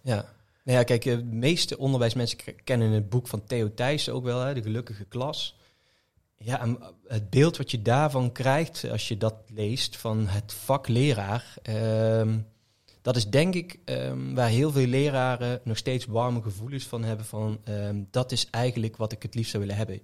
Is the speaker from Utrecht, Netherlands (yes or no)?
no; Venray, Limburg, Netherlands; een school in Venray waar ik vandaan kom